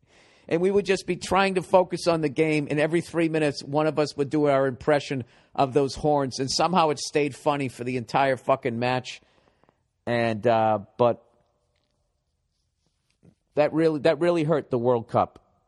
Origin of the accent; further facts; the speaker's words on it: Birmingham, West Midlands, United Kingdom; By the way, I'm from Birmingham, England, and I support Aston Villa.